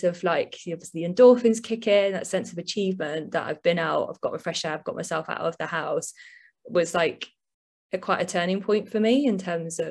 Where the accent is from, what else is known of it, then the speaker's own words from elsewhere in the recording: Leek, West Midlands, United Kingdom; also born or lived in London; now in Birmingham, United Kingdom; I'm from a little town in the Staffordshire Moorlands originally, a little place called Leek, but I currently live in Birmingham.